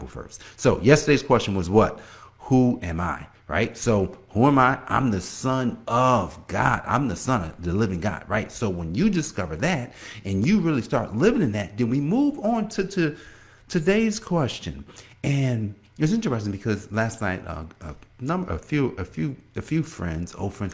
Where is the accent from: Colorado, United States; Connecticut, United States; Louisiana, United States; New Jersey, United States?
New Jersey, United States; Newark; moved away as an adult; also born or lived in Washington, D.C.; now in Indian Head, Maryland, United States; I'm from Newark, New Jersey